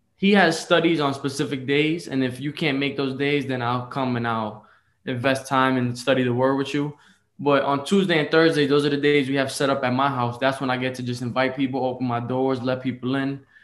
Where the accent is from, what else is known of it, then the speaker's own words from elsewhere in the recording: New York City, New York, United States; I was born in the Bronx, New York